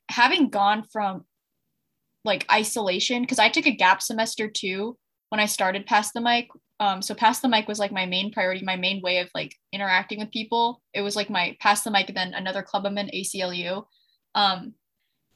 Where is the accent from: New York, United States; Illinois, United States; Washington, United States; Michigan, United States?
Michigan, United States; Ann Arbor; my high school is like 10 minutes away. And I'm also from Michigan.